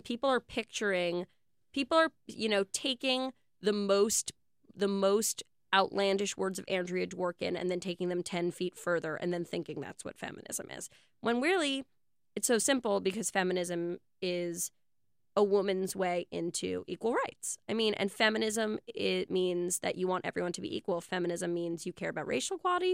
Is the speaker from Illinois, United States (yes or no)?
no; New York City, New York, United States; I was born in Soho in nineteen eighty-six.